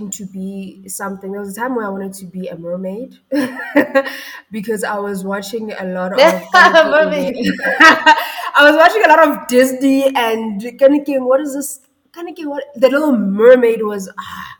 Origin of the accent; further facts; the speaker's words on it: Mabopane, Gauteng, South Africa; also born or lived in Ga-Rankuwa; Well, I grew up in Mabopane, right? And before growing up in Mabopane, I was born in Garankuwa. So if you know that area of Pretoria